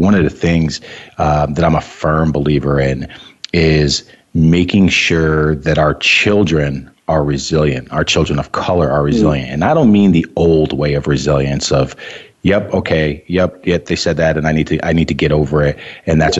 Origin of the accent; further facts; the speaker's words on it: Wallingford, Connecticut, United States; moved away as an adult; now in Vermont, United States; I grew up in Wallingford, Connecticut.